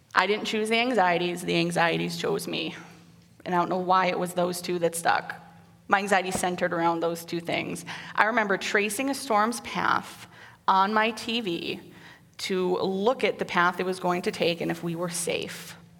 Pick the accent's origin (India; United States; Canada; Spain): United States; Waterloo, Iowa; moved away as an adult; also born or lived in Cedar Falls, Iowa / North Dakota; I was born in Cedar Falls and raised in Waterloo and lived there until I left for North Dakota